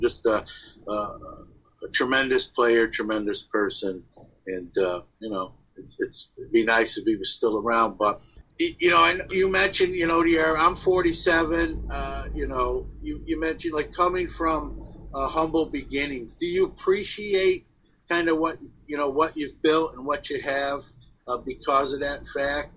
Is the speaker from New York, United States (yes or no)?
yes; New York City, New York, United States; a kid growing up in Brooklyn